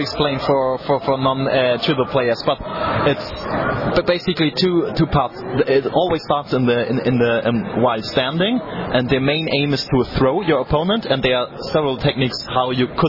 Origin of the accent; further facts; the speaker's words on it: Germany; English is a second language